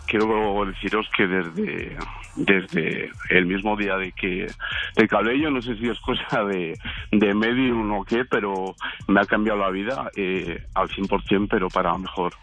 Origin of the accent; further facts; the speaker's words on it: León, Castile and León, Spain; yo soy de León